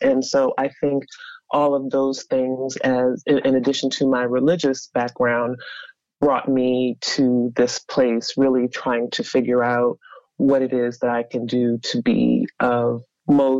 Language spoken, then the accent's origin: English; Howard County, central Maryland, United States; also born or lived in Baltimore, Maryland; I grew up in central Maryland, Howard County, mm-hmm. for the most part